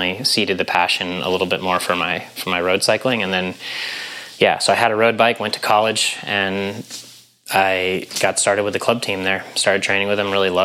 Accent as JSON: {"language": "English", "town": "Grand Junction", "region": "Colorado", "country": "United States", "tie": "born or raised there", "also_born_or_lived": "Missoula, Montana / Durango, Colorado / Boulder, Colorado", "moved": "as an adult", "lives_now": "Tucson, United States", "said": "grew up in Grand Junction, Colorado, Western Slope"}